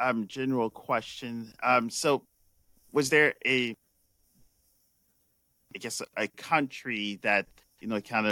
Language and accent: English; Paris, Île-de-France, France; moved away; I grew up born and raised in France, so we lived close to the Parc des Princes.